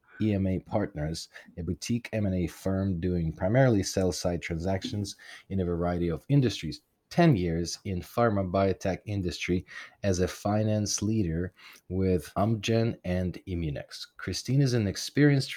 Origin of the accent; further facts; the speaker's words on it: Kharkiv, Kharkiv Oblast, Ukraine; moved away; that's my hometown. But that's my hometown. Like, that's where I was born